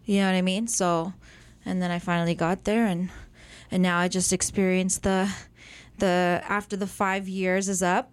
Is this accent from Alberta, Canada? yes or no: no; Mississauga, Ontario, Canada; also born or lived in Erin, Ontario; So I started out in Mississauga